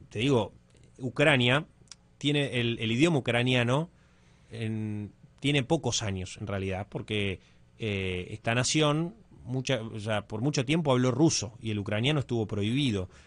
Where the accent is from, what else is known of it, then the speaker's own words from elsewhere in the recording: Argentina; ¿de dónde sos? De Argentina.